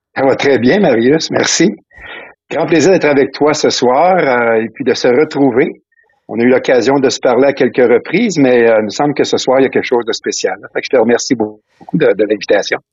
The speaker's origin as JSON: {"language": "French", "town": "Salaberry-de-Valleyfield", "region": "Quebec", "country": "Canada", "tie": "born or raised there", "also_born_or_lived": "Cap-de-la-Madeleine, Trois-Rivières, Quebec", "moved": "as an adult", "lives_now": "Ontario, Canada", "said": "je suis né dans la région du Cap de la Madeleine, la Trois-Rivières. OK. Mais j'ai grandi, euh, j'ai grandi principalement mon adolescence dans la région de, de Valleyfield, dans le sud-ouest de Montréal"}